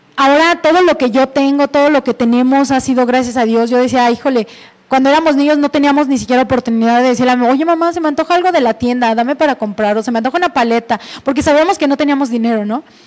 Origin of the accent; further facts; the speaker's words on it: Mexico; soy la primer mexicana en tener este título